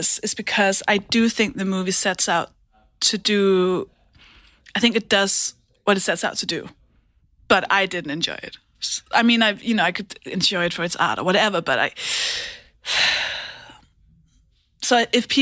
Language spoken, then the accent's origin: English; Denmark; moved away; I'm from Denmark, so I've grown up with subtitles